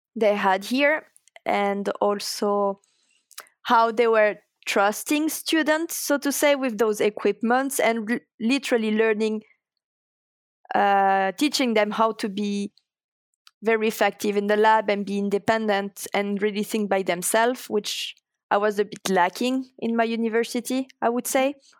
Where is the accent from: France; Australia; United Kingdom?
France; English is a second language; moved away as an adult; also born or lived in Toulouse; now in Linköping, Sweden; I am coming from France first